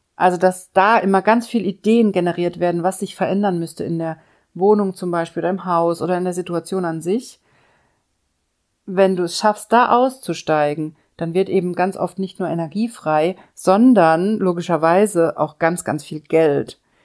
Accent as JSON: {"language": "German", "country": "Germany", "said": "hier bei uns in Deutschland"}